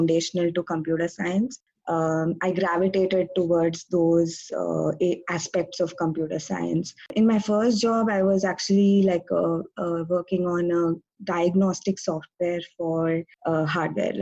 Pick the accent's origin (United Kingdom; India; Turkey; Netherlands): India; Bangalore, Karnataka; moved away as an adult; also born or lived in Ithaca, New York; now in San Jose, United States; I'm originally from Bangalore, India, but I'm working now in the Bay Area, in San Jose